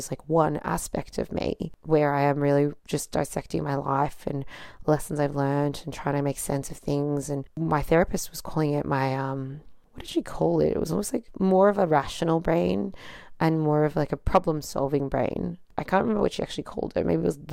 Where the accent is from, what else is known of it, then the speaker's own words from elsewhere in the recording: Australia; being born in Australia, but like being raised by non-Australians